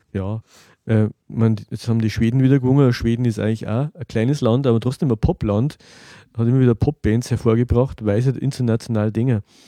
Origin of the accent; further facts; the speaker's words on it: Germany; für mich als, als Deutscher